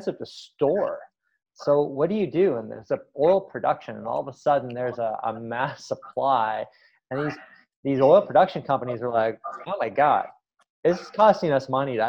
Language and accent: English; Canada; as a Canadian